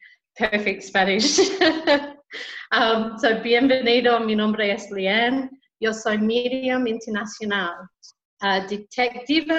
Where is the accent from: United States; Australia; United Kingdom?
Australia; now in Santa Marta, Colombia; I am Australian